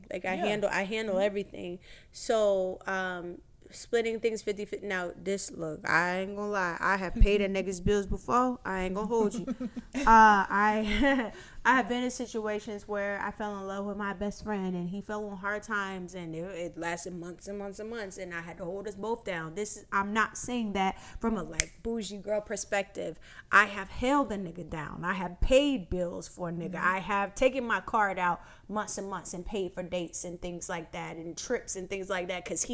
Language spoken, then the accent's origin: English; Miami, Florida, United States; I'm from Miami